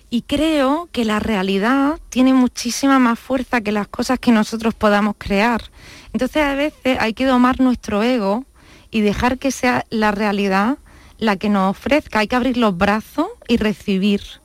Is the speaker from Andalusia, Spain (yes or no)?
yes; La Vega de Granada, Andalusia, Spain; born or raised there; moved away as an adult; now in Los Angeles, United States